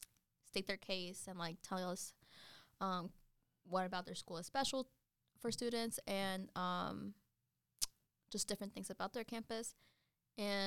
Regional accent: Godwin, North Carolina, United States; now in Charlotte, United States; I come from Godwin. Y'all can look that up. Population is like 100

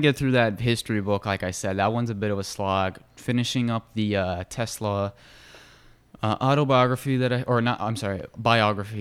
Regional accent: United States; I grew up in America and have a very Western view of the world

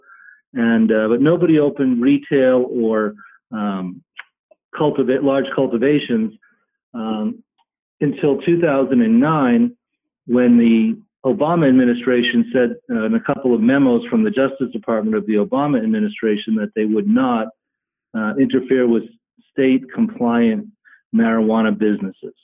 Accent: Hanover, Massachusetts, United States; I'm from Hanover, Mass

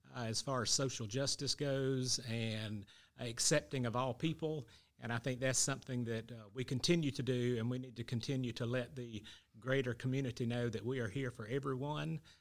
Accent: Athens, United States; We were all born and raised here in this church, baptized in this church

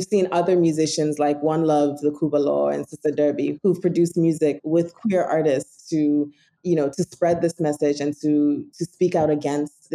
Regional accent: Ghana; as a Ghanaian, as somebody who lives in this country

